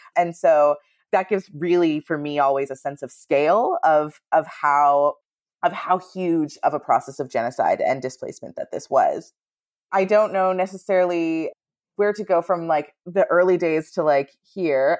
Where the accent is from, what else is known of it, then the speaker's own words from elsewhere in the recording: Northern Ontario, Canada; I'm from Northern Ontario